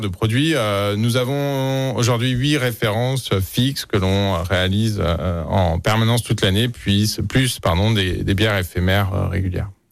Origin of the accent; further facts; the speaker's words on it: Lyon, Auvergne-Rhône-Alpes, France; also born or lived in Vénissieux; je suis, un pur lyonnais. Et je, suis né à Vénitieux. j'ai grandi à Lyon